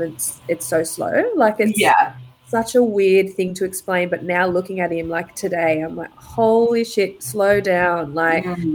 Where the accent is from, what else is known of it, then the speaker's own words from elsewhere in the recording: Gold Coast, Queensland, Australia; also born or lived in Sydney; now in Lennox Head, Australia; I moved to Sydney for about 10 years before coming back this way, originally living on the Gold Coast, so it's nice to be back. Yeah, back closer to home.